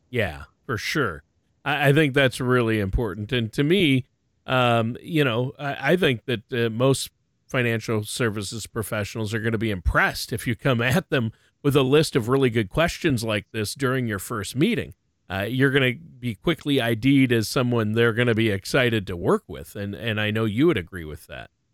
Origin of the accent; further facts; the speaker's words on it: Minnesota, United States; I was born and raised in Minnesota